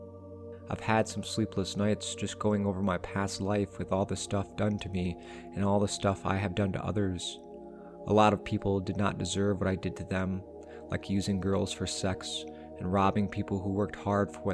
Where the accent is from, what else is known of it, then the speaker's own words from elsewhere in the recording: near Pinckneyville, Illinois, United States; I was sent to Pinckneyville Correctional Center, which is very close to my hometown